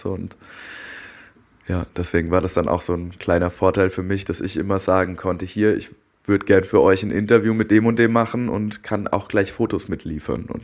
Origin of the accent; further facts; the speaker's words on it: Darmstadt, Hesse, Germany; moved away as an adult; also born or lived in Berlin / Frankfurt; ich bin in Darmstadt aufgewachsen